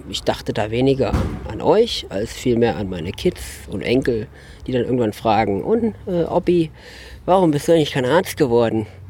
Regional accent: Wetzlos, Hesse, Germany; Wetzlos, das ist meine Heimat, seit ich vier Jahre alt bin. Und es ist einfach ein kleines Dorf mit ca. 100 Einwohnern im wunderbaren Haunetal

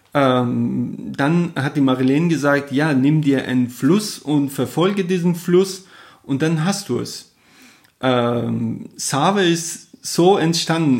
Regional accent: Jahrom, Fars, Iran; first language Persian; German is a second language; moved away as an adult; also born or lived in Kerman / Kuwait; now in Germany; wo ich geboren bin, Jarom, oder halt man kennt das Shiraz

